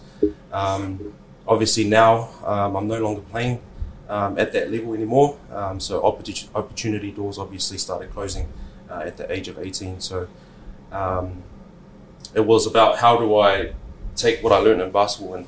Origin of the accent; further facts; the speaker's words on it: Auckland, New Zealand; I'm born and bred in South Auckland